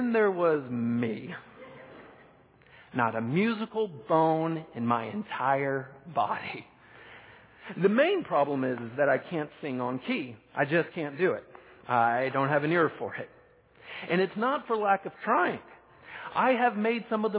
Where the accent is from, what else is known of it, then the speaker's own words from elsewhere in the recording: Texas, United States; moved away; Back in my home country of Texas, I grew up in a really small town